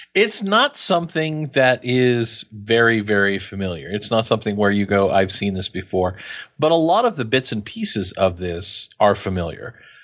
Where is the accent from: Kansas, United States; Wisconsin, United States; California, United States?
Kansas, United States; I'm from Kansas.